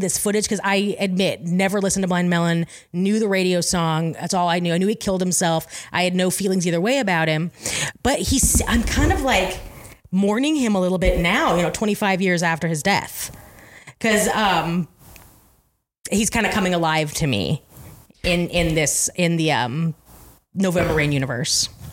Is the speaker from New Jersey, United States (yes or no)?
no; Eugene, Oregon, United States; the restaurant I grew up working in in Eugene